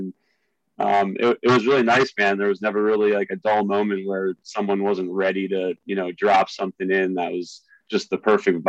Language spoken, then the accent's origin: English; Philadelphia, Pennsylvania, United States; I don't know if you know, but I came from Philadelphia originally. I went to Temple University.